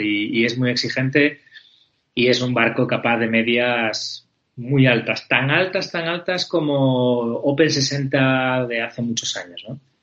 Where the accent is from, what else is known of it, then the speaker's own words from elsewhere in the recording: Spain; somos muy españoles